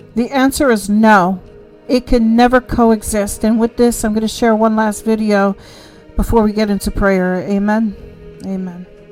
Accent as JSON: {"language": "English", "country": "United States", "said": "who we are as American people"}